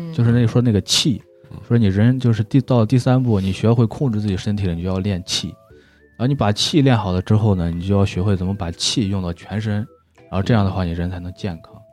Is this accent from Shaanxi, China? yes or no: yes; Shaanxi, China; accent: Shaanxi dialect; 在咱们陕西这边儿，就是好多的那个农村啊，或者说镇上